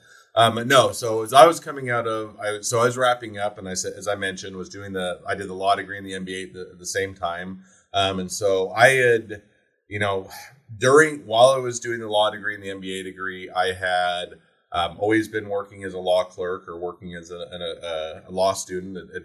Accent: Utah, United States; moved away as an adult; also born or lived in Cleveland, Ohio; where all my family was and where I was raised in Utah

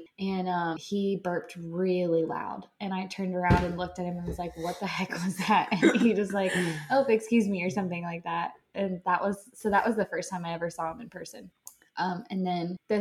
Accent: Bradenton, Florida, United States; also born or lived in Pensacola, Florida / Brandon, Florida; I am born and raised in Florida

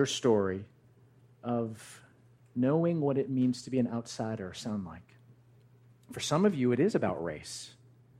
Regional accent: New Jersey, United States; I grew up actually in Central Jersey

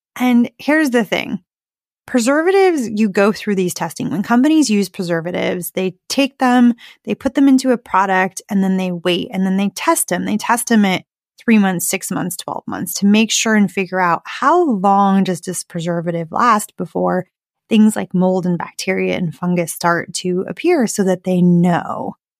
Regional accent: Arizona, United States; I grew up in Arizona.

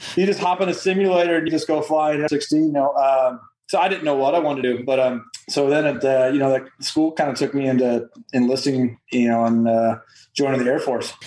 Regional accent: Midwest, United States; moved away as an adult; I'm from the Midwest

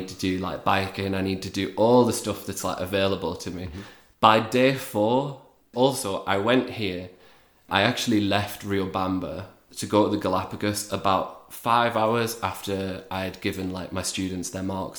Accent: Newcastle upon Tyne, North East England, United Kingdom; moved away as an adult; also born or lived in Lugo, Spain; now in Ecuador; I'm from Newcastle. If you don't know it, it's a lovely town in the northeast of England

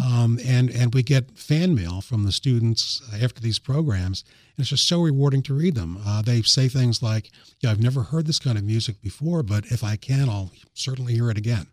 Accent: New York, United States; now in Sussex County, Delaware, United States; growing up in New York, I used to listen to the, uh, New York Philharmonic concerts

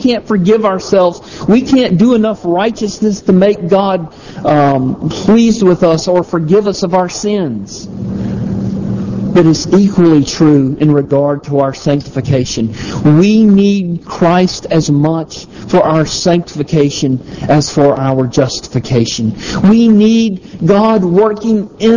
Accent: the South, United States; I'm from the South

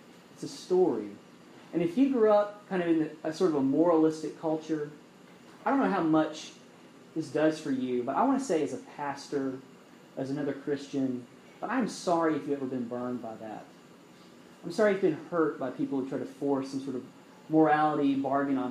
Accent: Alabama, United States; now in North Carolina, United States; I'm from Alabama

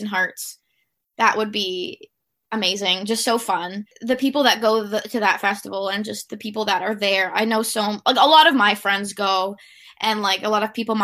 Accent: Toronto, Ontario, Canada; growing up in Toronto

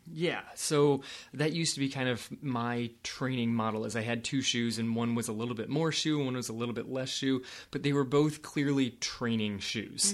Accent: California, United States; I grew up in California

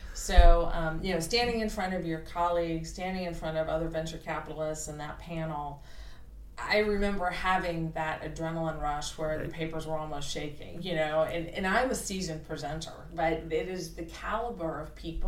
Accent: Kansas City, Missouri, United States; I am from Kansas City. Oh, yes. Right. Yes, raised there, went to public schools

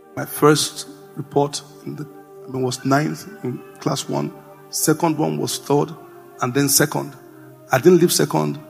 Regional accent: Jos, Plateau, Nigeria; I grew up in Jos

